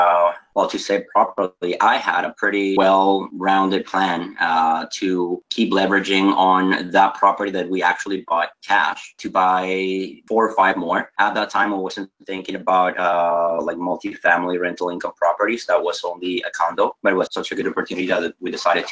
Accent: Venezuela; moved away as an adult; also born or lived in United States; I am actually originally from South America, from Venezuela.

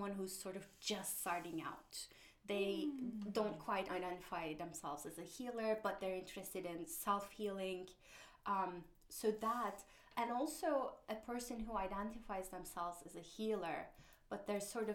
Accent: Turkey; moved away; I grew up in Turkey

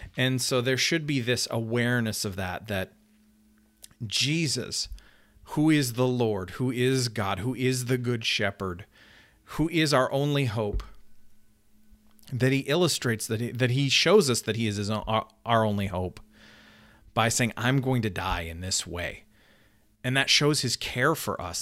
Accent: Canada; I'm Canadian

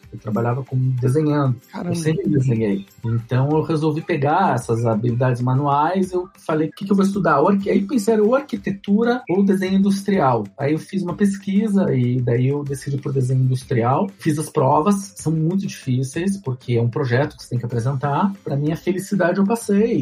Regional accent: Curitiba, Paraná, Brazil; moved away as an adult; now in Israel; Eu sou de Curitiba

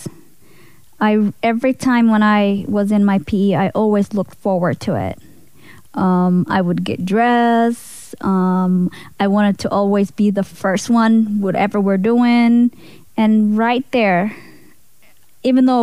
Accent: Minnesota, United States; also born or lived in Somalia / Kenya; I was 6 years old when I came. I was from Somalia, but then I came from Kenya. So Kenya to Minnesota.

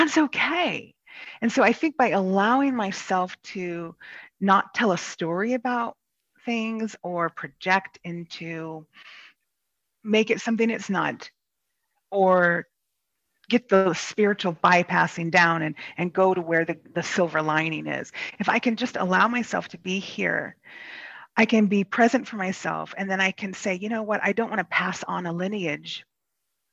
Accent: Kansas, United States; moved away as an adult; I'm actually from Kansas, and I was raised in a very charismatic evangelical Christian faith

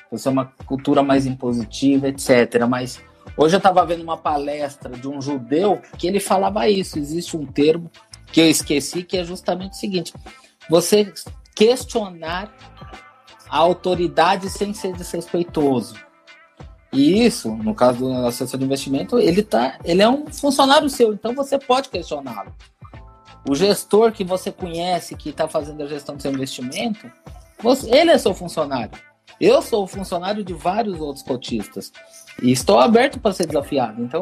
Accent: Brazil; eu acho que existe um aspecto também cultural do brasileiro, sim, eu sou brasileiro, eu falo de cadeira, né?

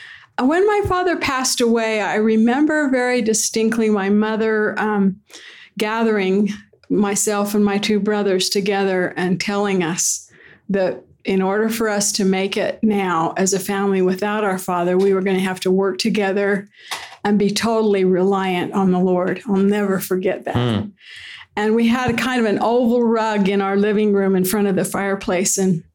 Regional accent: Ogden, Utah, United States; Well, I'm originally from Ogden, Utah. I was born and raised there in a home on 20th Street.

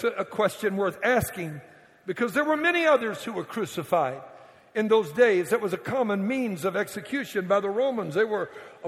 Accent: Cajun, Louisiana, United States; I'm a Cajun

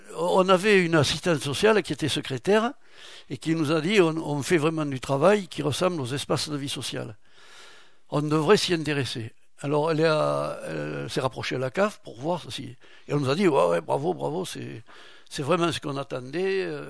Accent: Samazan, Nouvelle-Aquitaine, France; also born or lived in Marmande / Lagupie; Je suis originaire, oui, je suis né à Samazan j'ai vécu à Montbouillan et je me suis marié à la Gupille.

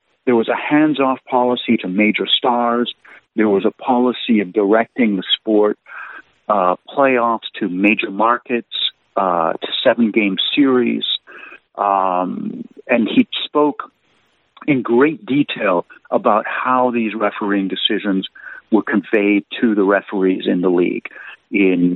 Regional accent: Canada; as a Canadian

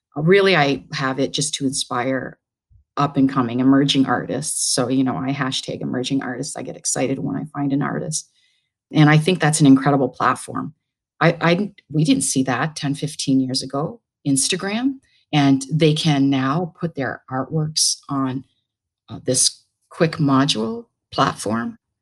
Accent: Brantford, Ontario, Canada; moved away as an adult; also born or lived in Hamilton, Canada / Manchester, England; now in New York, United States; I grew up in Brantford, Ontario. It's a little town in Ontario, Canada

